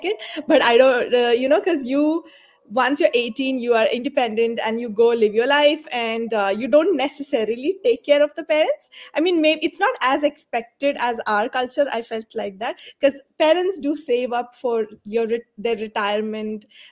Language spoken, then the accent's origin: English; India; moved away as an adult; now in Dubai, United Arab Emirates; I am from India, but I am a resident of UAE